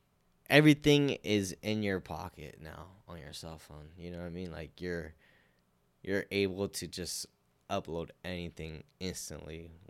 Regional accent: California, United States; No, because, like, there's actually a good community of Asian people in Sonoma County.

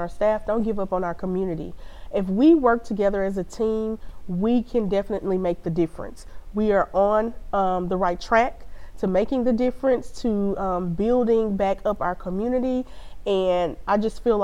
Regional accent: Shreveport, Louisiana, United States; I grew up in Shreveport-Bossier, but I grew up in Allendale Lakeside Community

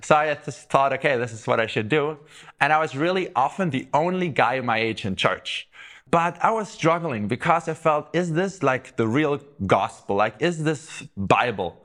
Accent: Southern Germany, Germany; I grew up in the South

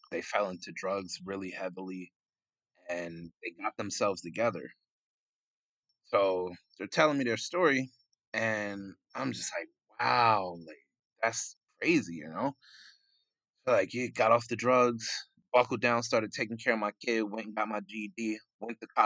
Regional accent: New York, United States; now in Florida, United States; Uh, so I hail from Jamaica, Queens, New York, the Big Apple, but I came down to Florida

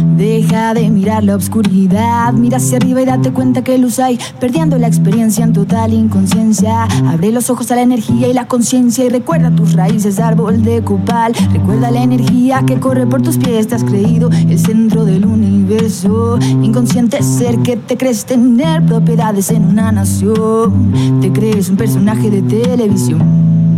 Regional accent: Torreón, Coahuila, Mexico; Yo soy de Torreón, arriba el norte

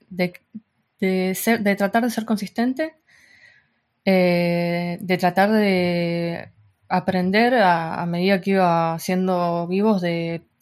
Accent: Argentina; now in Spain; desde que también me, vine de Argentina para España, hubo un corte muy grande

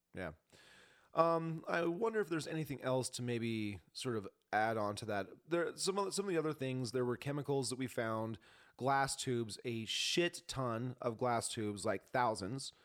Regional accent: Spokane, Washington, United States; now in Montana, United States; I'm not from Montana. I was born in Spokane

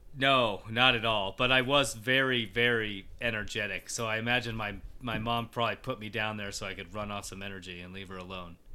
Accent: Colorado, United States; I grew up in Colorado, and it's basically been my, my life since I was a little kid.

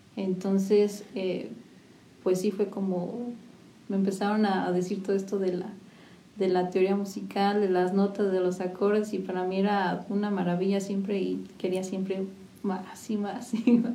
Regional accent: San Juan del Río, Querétaro, Mexico; Soy originaria de aquí de San Juan del Río

